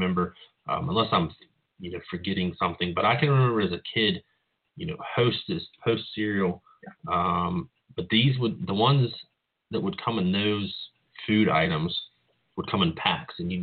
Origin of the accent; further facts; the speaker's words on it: West Virginia, United States; my hometown, which is a very small town in West Virginia